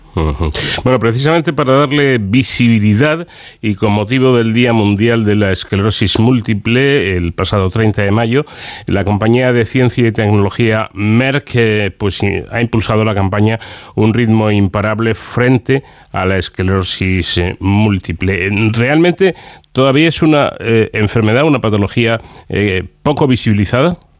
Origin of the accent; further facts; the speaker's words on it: Ávila, Castile and León, Spain; tengo a alguien de, mi tierra